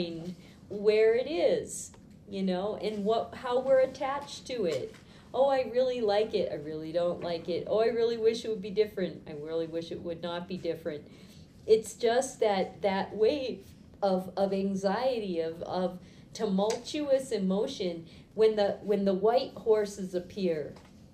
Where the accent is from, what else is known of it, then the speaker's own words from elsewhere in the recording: Boston, Massachusetts, United States; I grew up in Boston.